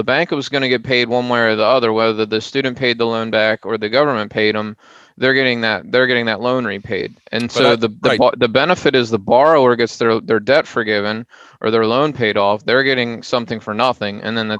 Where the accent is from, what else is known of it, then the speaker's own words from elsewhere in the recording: United States; I'm an American.